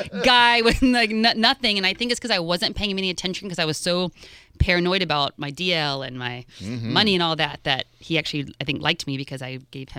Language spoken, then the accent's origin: English; Fort Lauderdale, Florida, United States; moved away as an adult; also born or lived in Los Angeles, California; I grew up in Fort Lauderdale.